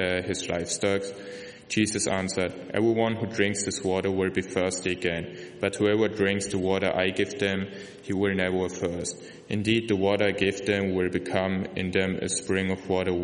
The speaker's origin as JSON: {"language": "English", "country": "Germany", "second_language": "English", "moved": "yes", "said": "I'm from Germany"}